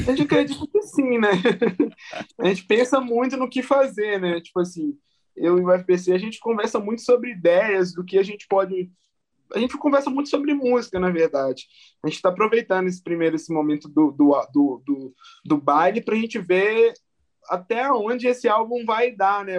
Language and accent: Portuguese; Belo Horizonte, Minas Gerais, Brazil; eu sou da Zona Norte de, de BH, é, basicamente da região de Venda Nova, né, que chama aqui. E eu fui, eu nasci na, na Avenida Vilarinho